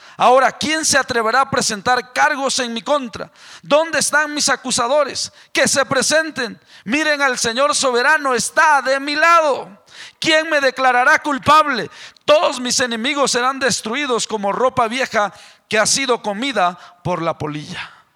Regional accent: Mexico; moved away; Yo soy el mexicano

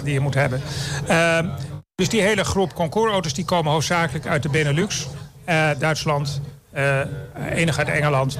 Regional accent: Het Gooi, North Holland, Netherlands; ik kom uit het Gooi

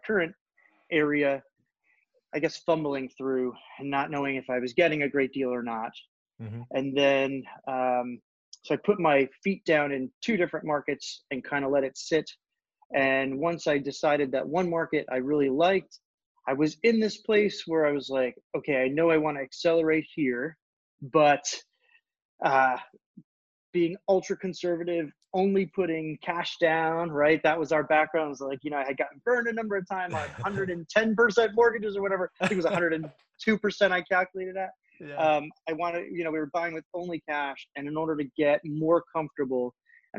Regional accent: Northern New Jersey, United States; So I am born and raised in the Northeast, in Northern New Jersey, just outside of Manhattan

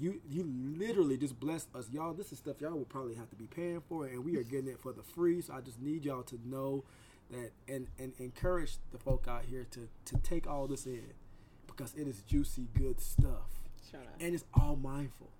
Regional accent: the South, United States; I'm from the South

